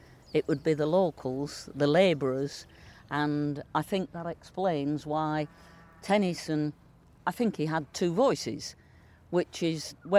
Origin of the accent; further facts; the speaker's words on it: Lincolnshire, East Midlands, United Kingdom; accent: Lincolnshire dialect; first language Lincolnshire dialect; Lincolnshire dialect, I always call it my first language, and Queen's English is my second language, a language that I had to learn when I left the security of the village.